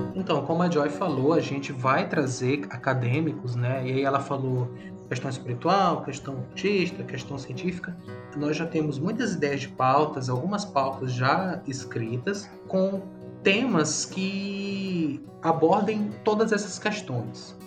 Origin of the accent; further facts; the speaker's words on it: São Luís, Maranhão, Brazil; eu sou maranhense mesmo, nasci em São Luís